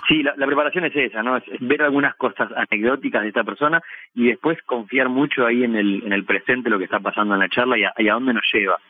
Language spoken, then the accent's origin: Spanish; Bahía Blanca, Buenos Aires Province, Argentina; now in Buenos Aires, Argentina; Empecé haciendo espectáculos callejeros en, mi ciudad natal, después fue creciendo la cosa, me vine a vivir a Buenos Aires